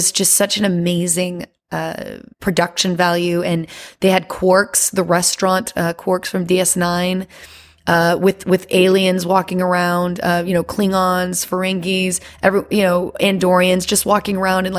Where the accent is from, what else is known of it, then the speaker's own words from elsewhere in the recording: Louisiana, United States; now in Las Vegas, United States; And I'm originally from Louisiana. But I moved around a lot after Hurricane Katrina and ended up in Las Vegas